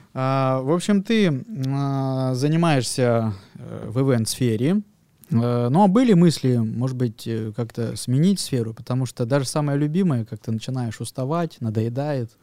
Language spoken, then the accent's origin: Russian; Krasnoyarsk, Krasnoyarsk Krai, Russia; я э, вырос в Академгородке